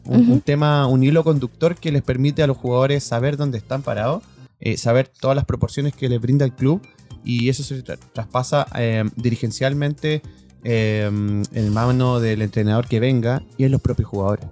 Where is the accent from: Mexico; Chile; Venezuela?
Chile; en buen chileno